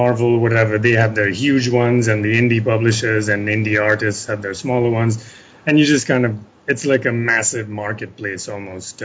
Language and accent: English; India; I am an Indian writer